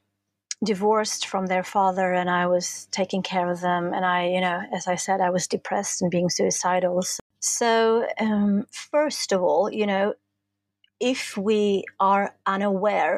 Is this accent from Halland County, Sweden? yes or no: no; Stockholm, Stockholm County, Sweden; I'm from Stockholm, the capital in Sweden